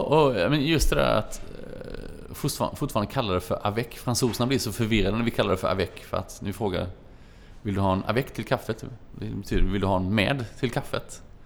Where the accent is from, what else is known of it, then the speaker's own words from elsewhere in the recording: Småland, Sweden; som den smålänning man är